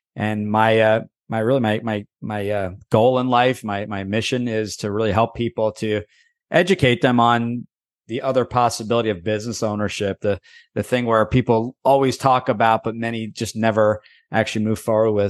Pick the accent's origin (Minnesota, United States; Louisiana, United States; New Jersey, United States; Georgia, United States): New Jersey, United States; born and raised in New Jersey